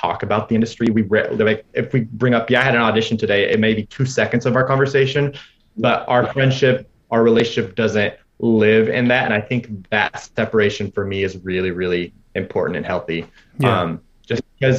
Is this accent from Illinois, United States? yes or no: no; Indiana, United States; moved away as an adult; coming from small town Indiana, less than 10,000 people in my hometown